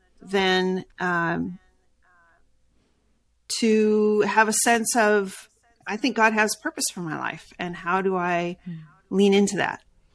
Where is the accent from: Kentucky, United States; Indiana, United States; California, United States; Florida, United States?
California, United States; also born or lived in Brazil / South Carolina; because I was born in South Carolina, grew up in Brazil, then in Southern California.